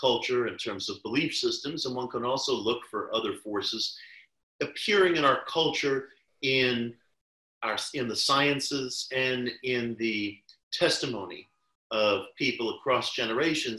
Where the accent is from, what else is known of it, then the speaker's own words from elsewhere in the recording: New York City, New York, United States; I was a kid growing up in New York City in the 1970s